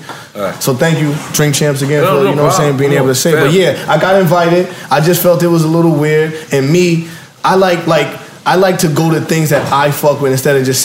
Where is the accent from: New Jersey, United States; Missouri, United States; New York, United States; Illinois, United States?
New York, United States; Long Island; I come from Long Island, New York